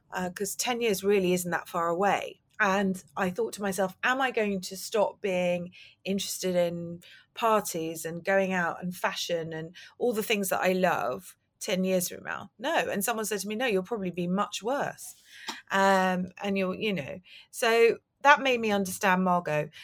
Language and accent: English; London, United Kingdom; I grew up in London